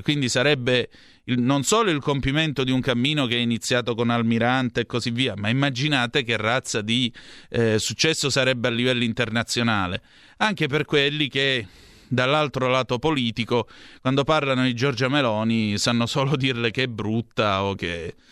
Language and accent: Italian; Vibo Valentia, Calabria, Italy; oggi c'è la Lega al mio paese, a Vibo Valencia